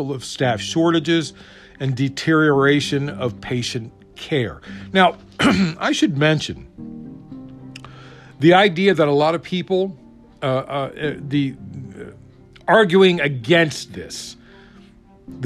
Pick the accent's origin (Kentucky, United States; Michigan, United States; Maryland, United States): Maryland, United States; moved away; Man, I'm from Maryland. I do miss me some blue crab. We used to go crabbing every weekend.